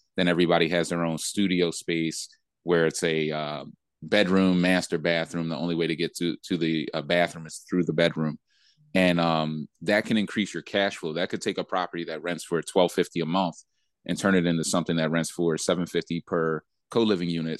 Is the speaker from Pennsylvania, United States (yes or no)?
yes; Philadelphia, Pennsylvania, United States; I grew up in Philly